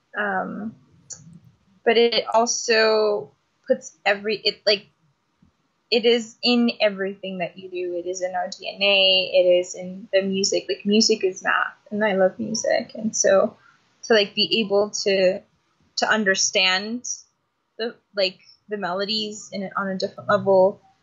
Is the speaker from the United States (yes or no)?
yes; Phoenix, Arizona, United States; I was born and raised in Phoenix, Arizona. Still living and organizing here